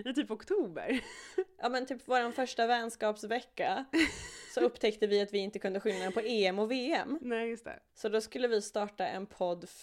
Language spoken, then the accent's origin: Swedish; Uppsala, Uppsala County, Sweden; en lokaltidning här i Uppsala, där vi kommer ifrån båda två.